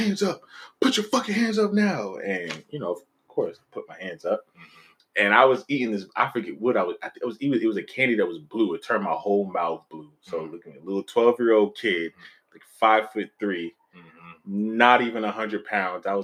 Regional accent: New York City, New York, United States; I'm from East Harlem.

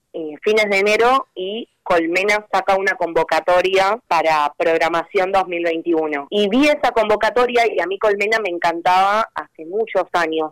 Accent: Buenos Aires, Argentina; yo soy de Lugano

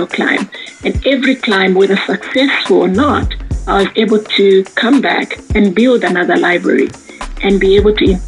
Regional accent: Lusaka, Lusaka Province, Zambia; I was born in Lusaka. I'm one of 7 girls, raised by a single mother with the support of my grandparents.

